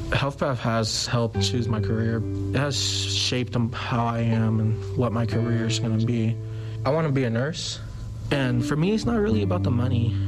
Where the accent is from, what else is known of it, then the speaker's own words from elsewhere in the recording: Oakland, California, United States; I was born in Oakland, California. My neighborhood isn't the best.